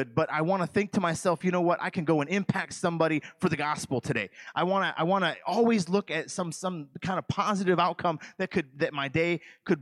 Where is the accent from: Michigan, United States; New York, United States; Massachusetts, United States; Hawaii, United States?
Michigan, United States; moved away; I'm from the state of Michigan. I'm from Michigan